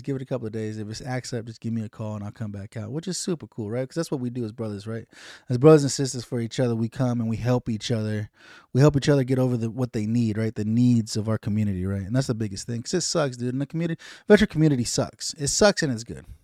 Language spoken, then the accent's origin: English; United States; as American citizens